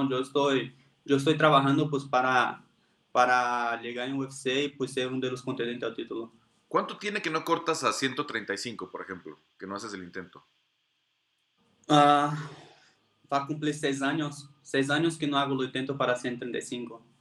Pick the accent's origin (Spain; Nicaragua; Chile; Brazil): Brazil; Spanish is a second language; moved away as an adult; also born or lived in Playa del Carmen, Mexico / Puebla, Mexico; now in Mexico